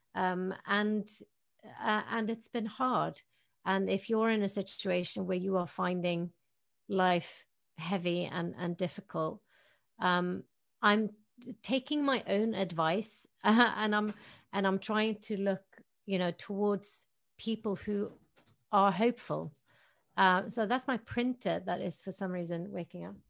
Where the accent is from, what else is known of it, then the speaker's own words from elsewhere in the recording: Tromsø, Troms, Norway; moved away; my hometown of Tromsø